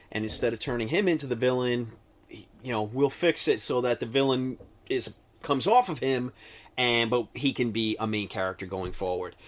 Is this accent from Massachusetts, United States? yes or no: no; New York, United States; we are from New York